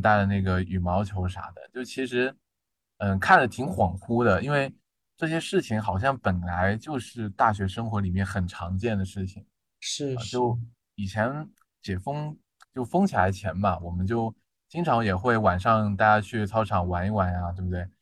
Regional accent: southern China, China; moved away as an adult; now in Changchun, China; 因为我是南方人嘛

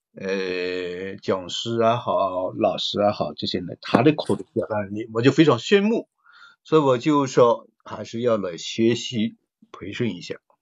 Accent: Guangdong, China; accent: Cantonese-accented Mandarin; 我们是广东人嘛，可能嗯。普通话说得不怎么标准，广普可能就不太好

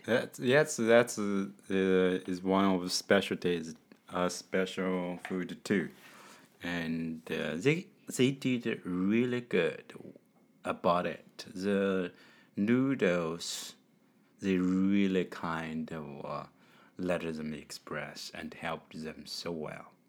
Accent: China; from China

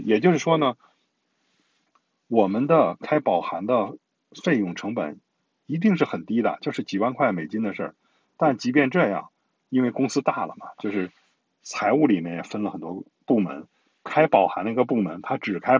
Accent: China; 他是对我们中国人很有好感的。

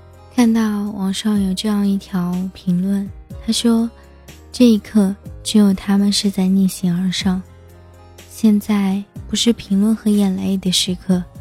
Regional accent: Tianjin, China; 我看到了我的家乡天津发生了这个爆炸事件

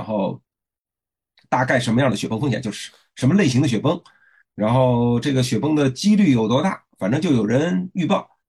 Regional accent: China; 所以现在我们中国人正在深入那些以前的不毛之地

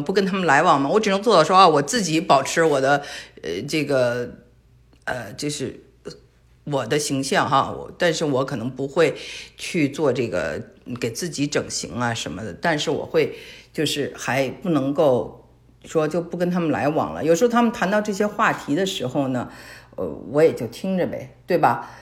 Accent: Beijing, China; moved away as an adult; also born or lived in California, United States / Shanghai, China / Hong Kong; now in Texas, United States; 因为我从小生活在北京

